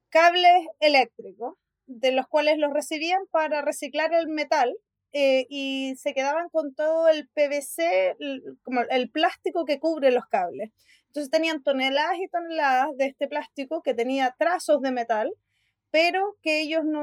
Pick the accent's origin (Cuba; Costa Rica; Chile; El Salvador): Chile; moved away as an adult; also born or lived in Sweden; now in Spain; soy diseñadora industrial de Chile. Hice un máster y después un doctorado en Suecia